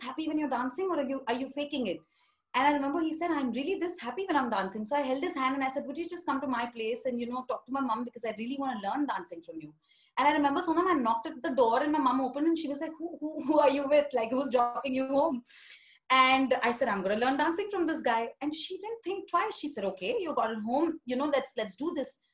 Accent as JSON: {"language": "English", "town": "Kolkata", "region": "West Bengal", "country": "India", "tie": "born or raised there", "also_born_or_lived": "Mumbai", "moved": "as an adult", "lives_now": "Paris, France", "said": "So I've been born in Calcutta, born and brought up in Calcutta. I studied there until I was about 21, 22"}